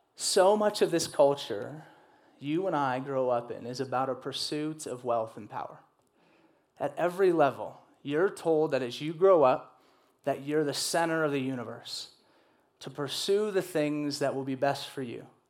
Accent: the South, United States; I grew up in the South

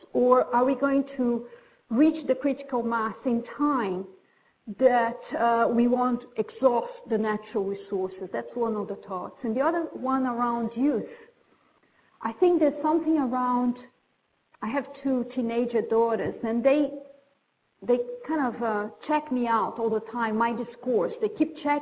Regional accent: Brazil; moved away as an adult; also born or lived in Britain; now in United Kingdom; when I moved to Britain, I'm from Brazil, about 20 years ago

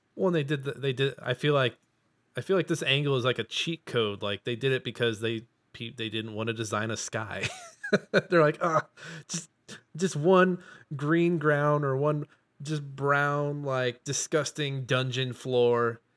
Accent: Midwest, United States; I'm from the Midwest

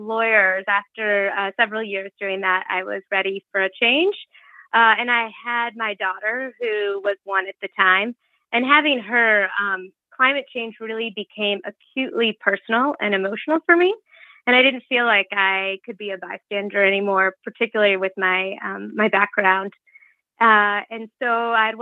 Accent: Midwest, United States; moved away; where I grew up back in the Midwest

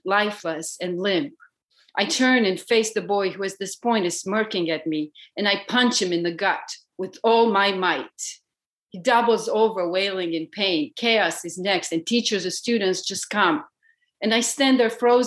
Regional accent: Romania; moved away; Growing up in Romania

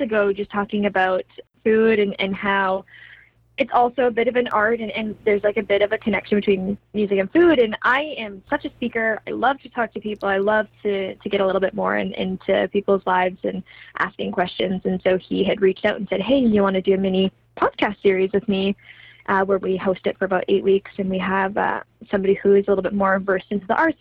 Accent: Kamloops, British Columbia, Canada; now in Vancouver, Canada; my hometown of Kamloops

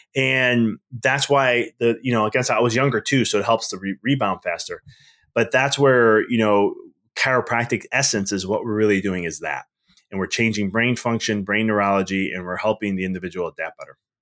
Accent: Chicago, Illinois, United States; moved away as an adult; now in Knoxville, United States; I'm originally from Chicago, so I live in Knoxville now

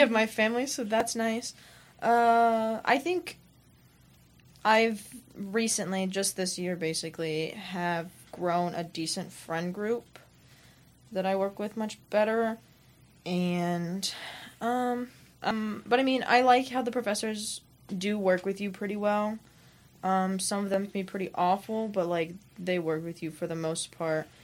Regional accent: Salina, Kansas, United States; I'm from Salina, Kansas.

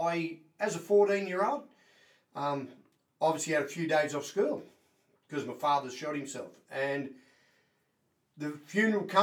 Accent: Pine Lodge, Victoria, Australia; I was born in Pine Lodge on a farm, and we had 600 acres of irrigation

